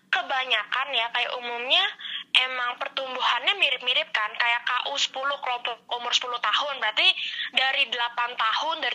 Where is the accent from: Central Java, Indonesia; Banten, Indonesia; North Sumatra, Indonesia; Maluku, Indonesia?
Banten, Indonesia; Serang; terus lawan kabupaten Serang, aku dari kota Serang gitu, terus lawan banyak dari Lebak kayak gitu.